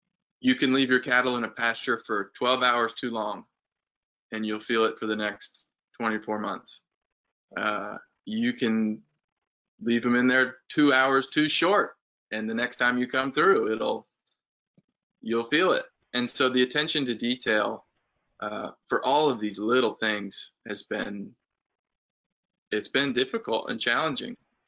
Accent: Uganda; I grew up in Uganda and have roots there and want to help.

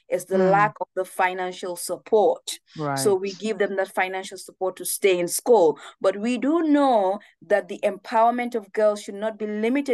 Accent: Gambia; moved away as an adult; also born or lived in Bedfordshire, England; I had as a 14-year-old growing up in the Gambia

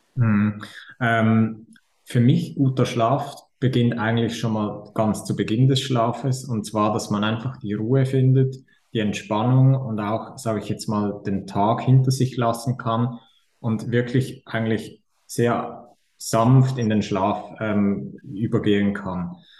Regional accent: Switzerland; accent: Swiss; wie ihr hört, komme ich aus der Schweiz.

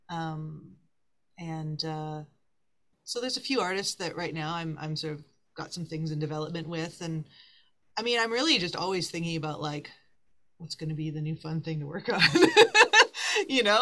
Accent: Winnipeg, Manitoba, Canada; moved away as an adult; now in Toronto, Canada; even when I moved from Winnipeg Toronto to Toronto, it was the same thing.

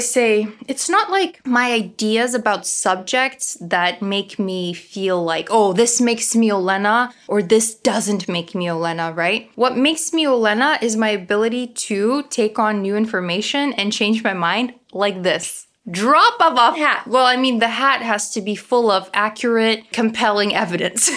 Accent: Toronto, Ontario, Canada; accent: Ukrainian; Toronto. Yay, my hometown

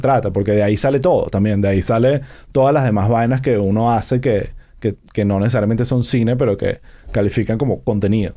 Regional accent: Venezuela; also born or lived in United States; now in Miami, United States; todos somos venezolanos

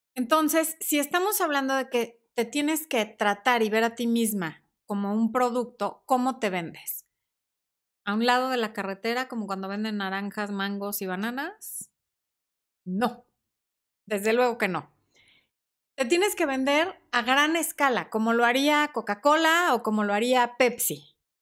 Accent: Sonora, Mexico; now in Mexico City, Mexico; mi mamá también es sonorense

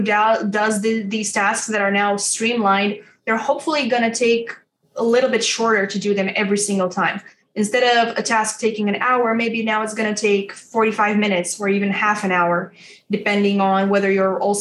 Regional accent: Romania; I'm from Romania and I work with the people overseas in the US

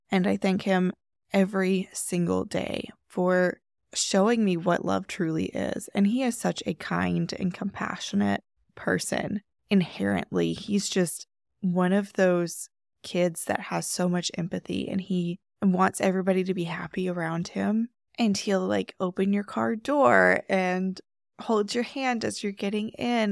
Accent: Texas, United States; moved away as an adult; also born or lived in Washington State; I'm from Texas

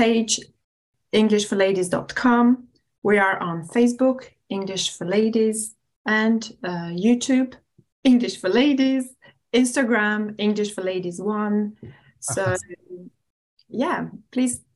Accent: Kosovo; accent: Kosovan; first language Albanian; English is a second language; moved away as an adult; also born or lived in Albania; now in United Kingdom; I'm actually from Kosovo

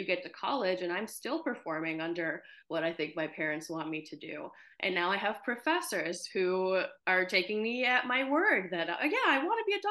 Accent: United States; also born or lived in Ukraine; I moved to the US with my parents when I was about 4 years old

